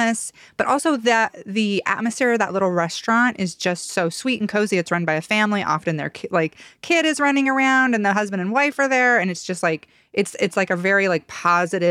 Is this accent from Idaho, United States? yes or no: yes; Ada County, Idaho, United States; now in Boise, United States; when I was a kid, the Ada County Community Library was like my library. Now we live over in West Boise again